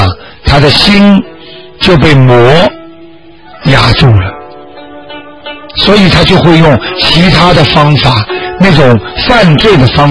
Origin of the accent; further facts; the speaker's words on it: China; 我们中国人经常讲句话：“功到自然成嘛。”